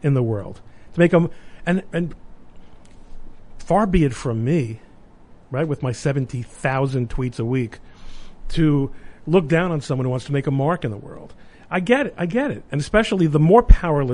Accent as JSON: {"language": "English", "town": "New York City", "region": "New York", "country": "United States", "tie": "born or raised there", "said": "I was growing up in Brooklyn in the late 60s and 70s"}